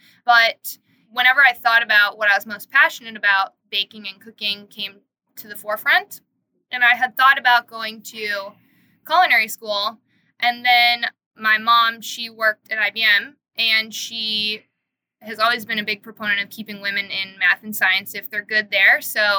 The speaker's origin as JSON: {"language": "English", "region": "Minnesota", "country": "United States", "tie": "born or raised there", "moved": "yes", "said": "I grew up in the Midwest. I grew up in Minnesota."}